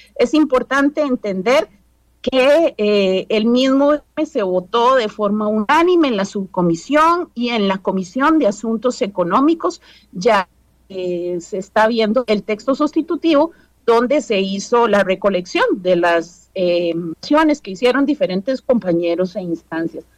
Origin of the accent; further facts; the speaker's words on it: Costa Rica; como costarricenses